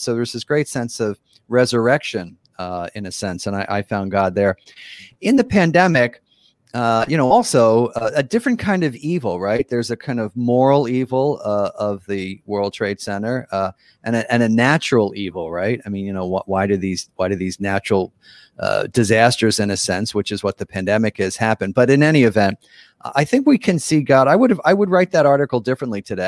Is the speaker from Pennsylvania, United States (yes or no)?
yes; Philadelphia, Pennsylvania, United States; also born or lived in East Africa; I'm from Philadelphia, which is on the East Coast of the United States. That's where my, I, you know, grew up